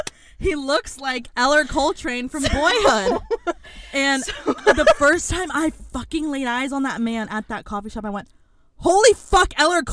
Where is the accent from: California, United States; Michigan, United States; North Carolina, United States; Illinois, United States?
California, United States; Coronado; first language Spanish; English is a second language; We grew up in Coronado.